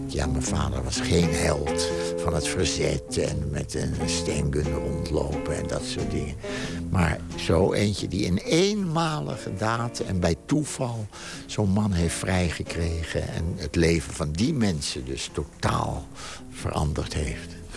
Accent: Amsterdam, North Holland, Netherlands; de straat waar ik geboren ben, namelijk de Rompot

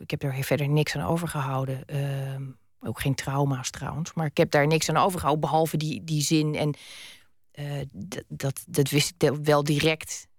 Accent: Zeeland, Netherlands; also born or lived in Utrecht; mijn vader overleed toen we nog in Utrecht woonden. We woonden toen. Eh, we, zijn na zijn dood pas in Zeeland gaan wonen

